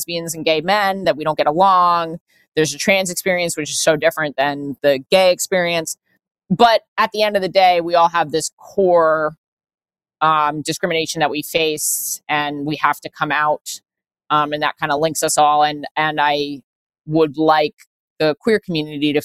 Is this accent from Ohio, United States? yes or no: no; New York City, New York, United States; I am born and raised in New York, in Manhattan